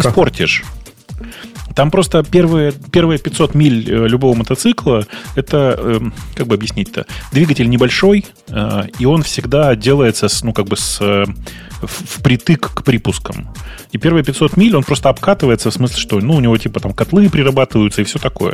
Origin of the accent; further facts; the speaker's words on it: Russia; now in Kyiv, Ukraine; Я россиянин, я нахожусь в Киеве